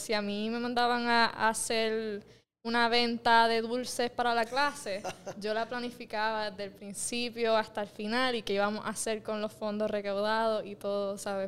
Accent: Mayagüez, Puerto Rico; yo nací en Mayagüez

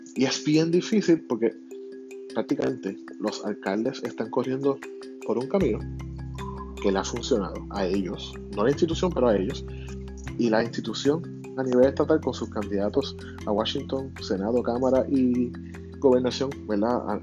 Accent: Puerto Rico; somos ciudadanos americanos y somos un territorio

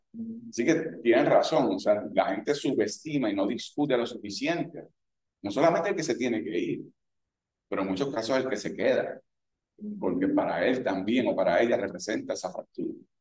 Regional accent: Puerto Rico; lo que soy como puertorriqueño

